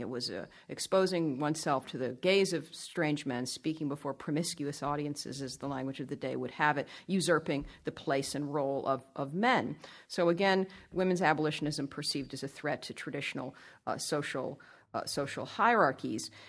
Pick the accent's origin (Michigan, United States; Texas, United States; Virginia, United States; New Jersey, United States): Virginia, United States; Northern; They settled in Northern Virginia, which is where I grew up, went to the public schools there